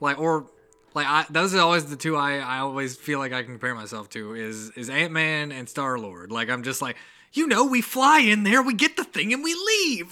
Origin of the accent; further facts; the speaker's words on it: the South, United States; accent: mild accent; we're from the South